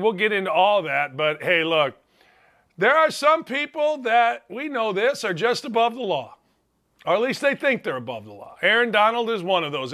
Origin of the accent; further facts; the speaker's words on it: Northwest Indiana, United States; we're from Northwest Indiana.